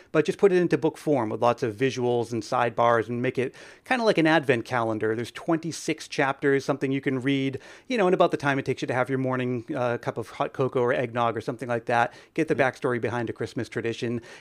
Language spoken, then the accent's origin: English; Northeast, United States; Where uh, I'm from the Northeast, I don't know where you guys are from, but we had this uh, department store called Service Merchandise